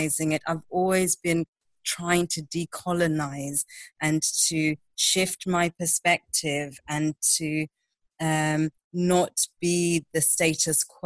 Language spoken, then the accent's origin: English; Zimbabwe; I grew up in Zimbabwe. I was born and raised there